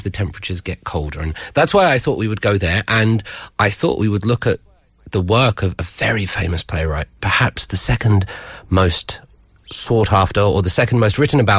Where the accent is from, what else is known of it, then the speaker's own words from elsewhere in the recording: United Kingdom; I'm a British man.